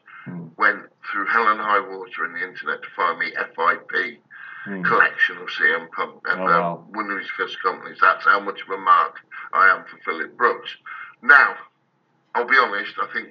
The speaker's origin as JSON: {"language": "English", "country": "United Kingdom", "said": "I'm British"}